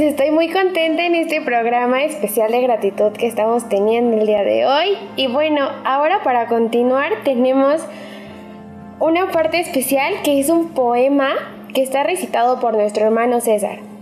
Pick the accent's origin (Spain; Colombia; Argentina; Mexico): Mexico; Naucalpan, State of Mexico; yo soy del Estado de México, específicamente del municipio de Naucalpan